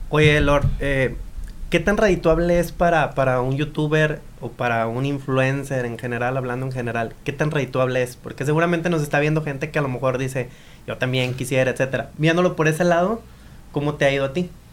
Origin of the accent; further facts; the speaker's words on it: Mexico; soy muy orgullosamente mexicano